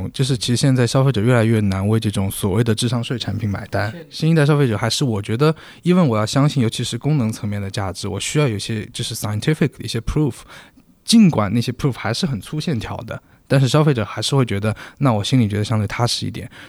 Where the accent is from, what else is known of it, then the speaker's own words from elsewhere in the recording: China; 就是以前是我们中国人饮食习惯是高碳水，它现在叫极低碳水